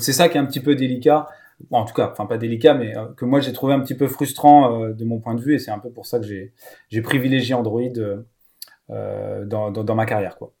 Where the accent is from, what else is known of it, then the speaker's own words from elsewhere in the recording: Lower Normandy, France; moved away; also born or lived in Rennes; donc je suis né en Normandie, en basse Normandie, mais maintenant réunifié Normandie.